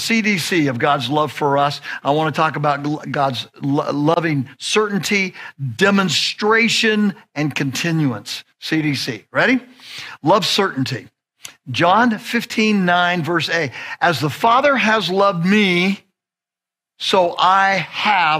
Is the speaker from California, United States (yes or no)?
yes; Southern California, United States; I'm from Southern California